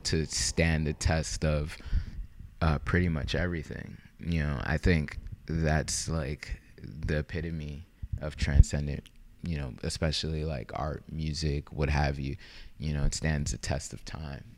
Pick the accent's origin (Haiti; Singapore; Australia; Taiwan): Haiti; I'm from Haiti.